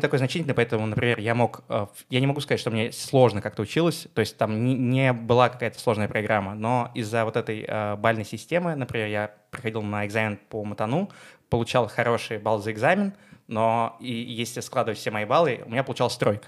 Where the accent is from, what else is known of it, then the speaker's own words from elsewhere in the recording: Moscow, Russia; Я из Москвы. Э, мы сейчас записываем с тобой подкаст в том доме, в котором я рос